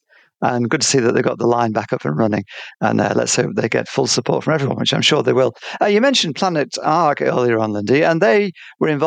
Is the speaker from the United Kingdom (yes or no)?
yes; England, United Kingdom; now in Australia; being English